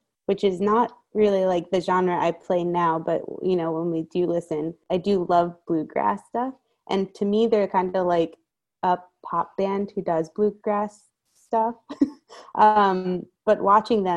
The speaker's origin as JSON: {"language": "English", "town": "New York City", "region": "New York", "country": "United States", "tie": "born or raised there", "also_born_or_lived": "Westchester, New York", "moved": "yes", "lives_now": "Kingston, United States", "said": "I'm from Westchester, but by way of the Bronx. So grew up in the Bronx and then moved to Westchester"}